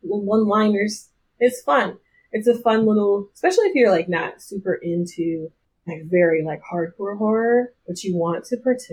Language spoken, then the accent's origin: English; the South, United States; I'm from the South